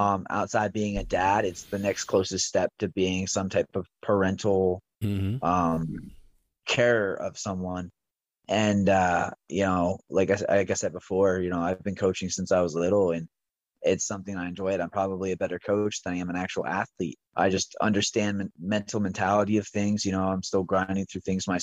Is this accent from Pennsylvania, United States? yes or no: yes; Hummelstown, Pennsylvania, United States; born and raised. I went to Lowerdorf in high school.